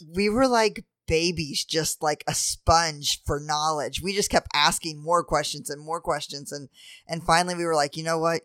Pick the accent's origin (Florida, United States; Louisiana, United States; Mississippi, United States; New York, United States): Louisiana, United States; New Orleans; moved away; I grew up in New Orleans